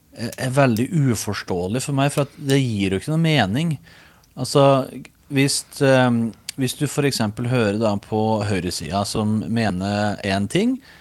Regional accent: Os, Innlandet, Norway; accent: Os dialect (osing); Hjemme er gården på Os i Østerdalen, som er rett søra for Røros

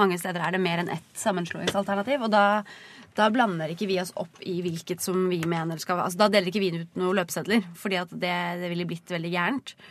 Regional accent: Oslo, Norway; Jeg er jo fra Oslo

